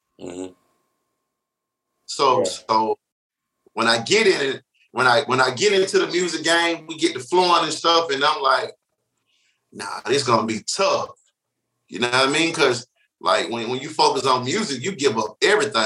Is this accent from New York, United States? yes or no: no; East Point, Georgia, United States; I'm from East Point, Georgia. I went to Tri-City High School